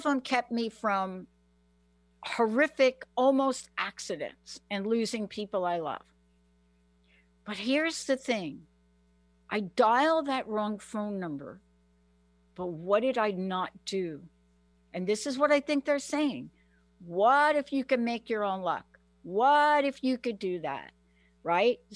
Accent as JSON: {"language": "English", "region": "New York", "country": "United States", "said": "I'm from New York"}